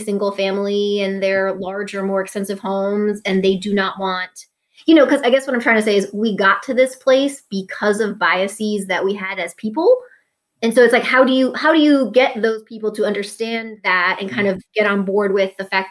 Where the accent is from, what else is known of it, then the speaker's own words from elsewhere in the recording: New York, United States; moved away as an adult; now in Atlanta, United States; Where I grew up in New York was very blue collar working class. And when I moved to Atlanta 15 years now